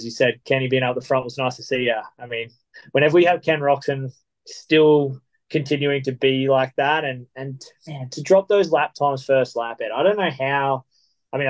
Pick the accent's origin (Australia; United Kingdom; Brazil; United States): Australia; As an Australian